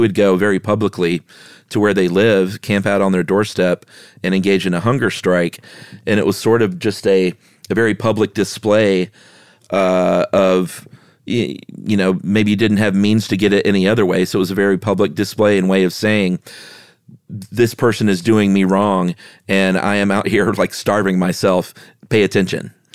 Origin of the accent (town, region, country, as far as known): United States